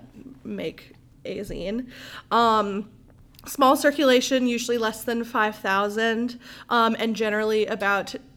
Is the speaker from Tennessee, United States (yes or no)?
yes; Memphis, Tennessee, United States; moved away as an adult; now in Jackson, United States; that's what brought me to Jackson. I'm from Memphis originally.